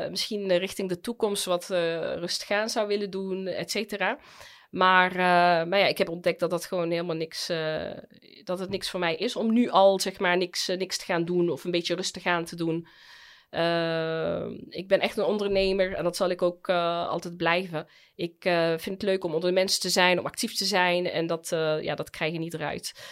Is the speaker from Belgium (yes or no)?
no; United Arab Emirates; now in Netherlands; Want ja, ik kom uit de Emiraten, waar je als vrouw op handen gedragen wordt.